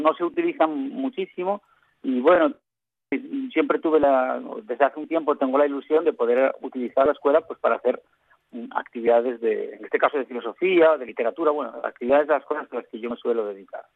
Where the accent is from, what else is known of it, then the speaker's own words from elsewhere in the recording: western Asturias, Spain; yo soy del occidente de Asturias